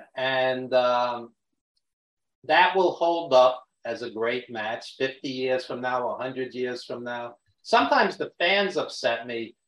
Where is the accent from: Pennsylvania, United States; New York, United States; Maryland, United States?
New York, United States; New York City; accent: Brooklyn; you can tell by my Brooklyn accent that, yes, I am a New Yorker